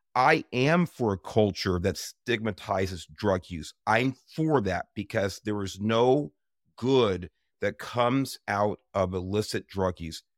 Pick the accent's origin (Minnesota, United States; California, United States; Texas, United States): California, United States; Los Angeles; I grew up in South East Los Angeles in the nineteen sixties and seventeens